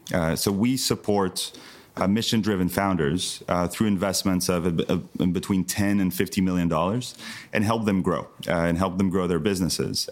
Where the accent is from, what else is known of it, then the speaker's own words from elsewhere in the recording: southern France, France; moved away; also born or lived in United States; I grew up in the south of France, Uh, being French American from an American mother